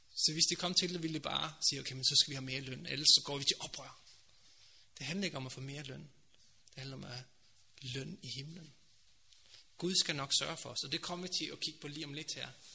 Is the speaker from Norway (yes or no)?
yes; Norway; Danish is a second language; now in Denmark; Jeg er også fremmed, jeg kommer fra Norge